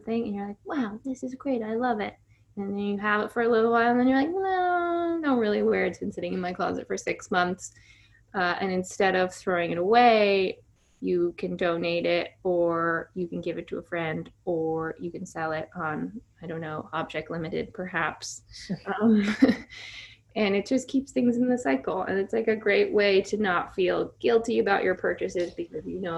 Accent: Virginia, United States; moved away as an adult; now in New York, United States; I moved to New York from Virginia at 18

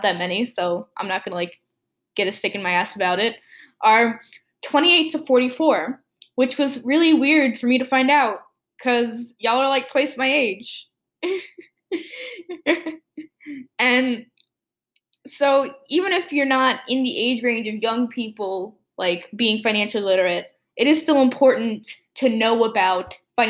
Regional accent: United States; I'm American

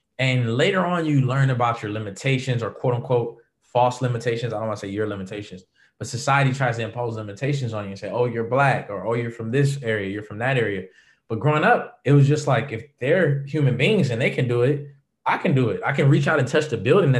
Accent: Los Angeles, California, United States; Born and raised in LA. Angelino, native LA boy

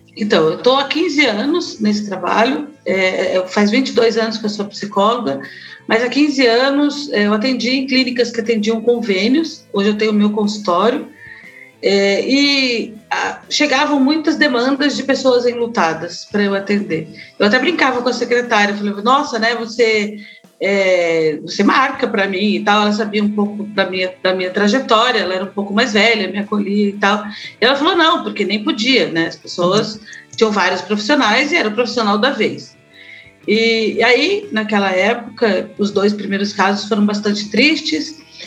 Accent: Florianópolis, Santa Catarina, Brazil; now in Curitiba, Brazil; Éramos seis pessoas felizes até os meus 15 anos em Florianópolis. Eu fui para Florianópolis com quatro anos

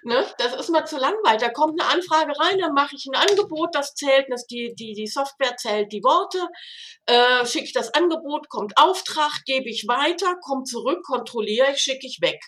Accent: Rhineland, Germany; moved away as an adult; also born or lived in Switzerland; now in Konstanz, Germany; Ich bin Rheinländer

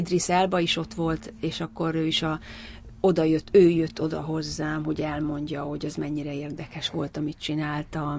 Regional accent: Hungary; moved away as an adult; now in London, United Kingdom; magyar vagyok

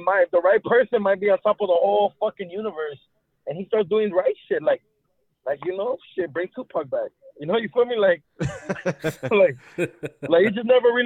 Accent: Los Angeles, California, United States; I grew up in Echo Park in downtown

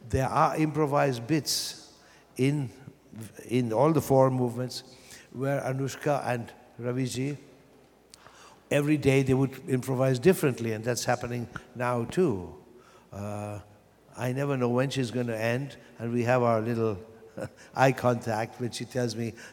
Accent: Vienna, Austria; born or raised there; moved away

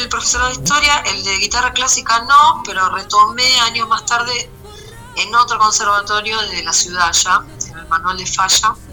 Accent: Pontevedra, Buenos Aires Province, Argentina; Bueno, soy de la ciudad de Pontevedra. Pontevedra es una ciudad del conurbano, viste, el conurbano es toda la fra

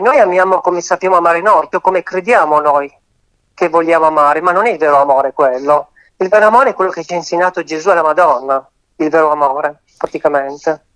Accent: Turin, Piedmont, Italy; sono di Torino

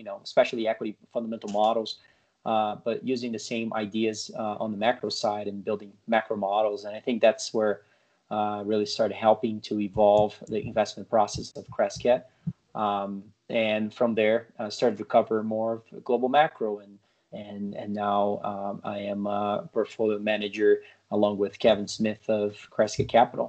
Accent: Brazil; moved away as an adult; now in United States; I was born and raised in Brazil, lived there large part of my life, and then moved here to the U.S. To play tennis in college

